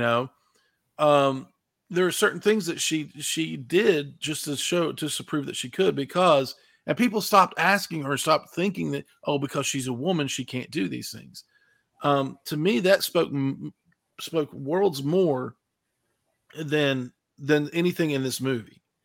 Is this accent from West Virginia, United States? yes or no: yes; West Virginia, United States; I'm from West Virginia, so these little pop-up stores were everywhere